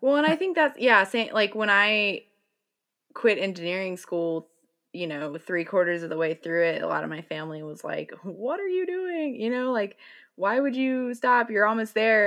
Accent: Bible Belt, the South, United States; I grew up in the Bible Belt

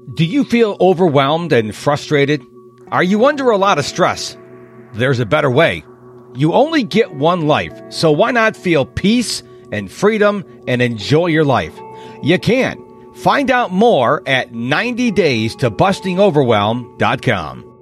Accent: Rochester, New York, United States; now in Houston, United States; I am originally from Rochester, New York.

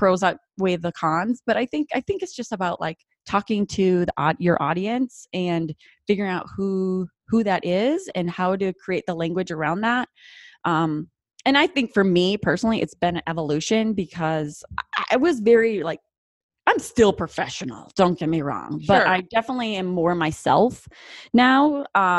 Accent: North Dakota, United States; accent: North Dakota; My North Dakota accent comes out

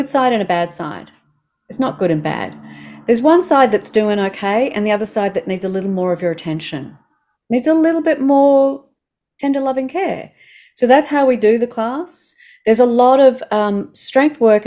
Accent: Australia; I'm an Australian

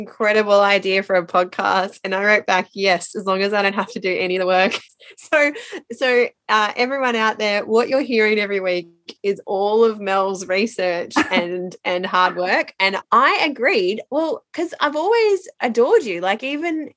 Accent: Londonderry, New South Wales, Australia; now in Queensland, Australia; I grew up in Londonderry between Richmond and Penrith. But now I'm up in sunny, rainy coast Queensland.

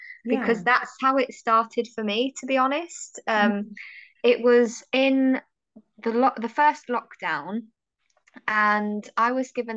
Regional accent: Yorkshire and the Humber, United Kingdom; I'm from North Yorkshire

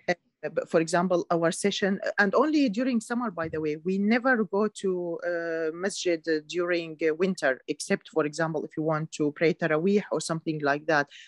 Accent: Syria; moved away as an adult; now in United Kingdom; I was born in Syria, lived yeah. all my life in Syria

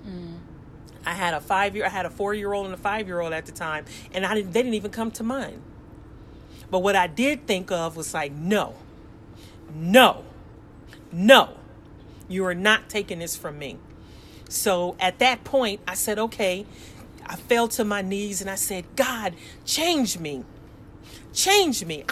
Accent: Los Angeles, California, United States; moved away as an adult; also born or lived in South Korea; growing up in South Central Los Angeles

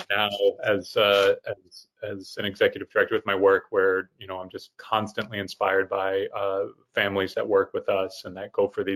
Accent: Fort Wayne, Indiana, United States; I am originally from Fort Wayne, Indiana, which is obviously in the middle of the United States

